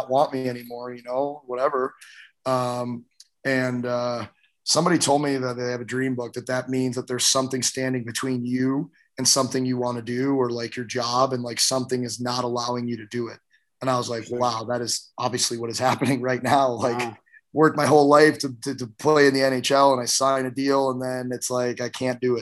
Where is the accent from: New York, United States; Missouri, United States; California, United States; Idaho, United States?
Missouri, United States; St. Louis; I grew up in St. Louis at a time where teams wouldn't even come play us.